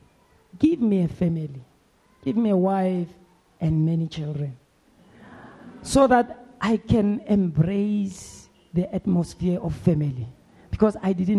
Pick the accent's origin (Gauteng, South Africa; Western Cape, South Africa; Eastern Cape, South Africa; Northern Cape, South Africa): Gauteng, South Africa; Soweto; as a young boy growing up in Midlands, in Soweto